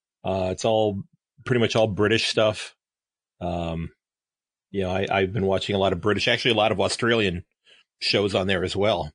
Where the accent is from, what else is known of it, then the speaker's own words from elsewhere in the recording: Sandusky, Ohio, United States; Born and raised in the same town I live in now. My grandparents had a house the next street over from where I live now.